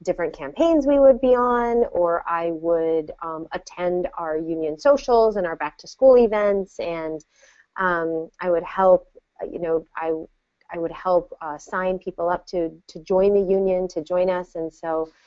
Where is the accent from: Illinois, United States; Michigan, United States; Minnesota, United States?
Minnesota, United States; Hibbing; moved away; we grew up together. And Hibbing is a small town